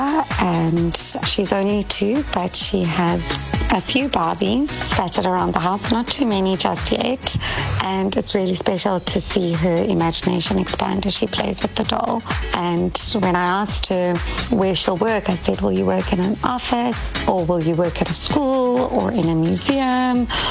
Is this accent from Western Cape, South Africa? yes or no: no; Pretoria, Gauteng, South Africa; moved away as an adult; also born or lived in Cape Town, South Africa / Durban, South Africa; now in Los Angeles, United States; Growing up in Pretoria